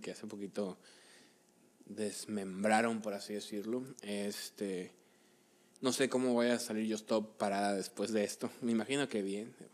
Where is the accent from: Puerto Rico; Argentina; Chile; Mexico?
Mexico; los mexicanos somos súper fans de idolatrar a cualquiera que no sea mexicano